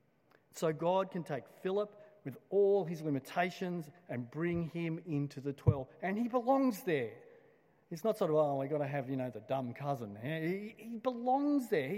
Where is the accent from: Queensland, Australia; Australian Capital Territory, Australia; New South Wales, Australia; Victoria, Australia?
New South Wales, Australia; Blacktown; I grew up in Blacktown, and just west of Blacktown is another suburb called Doonside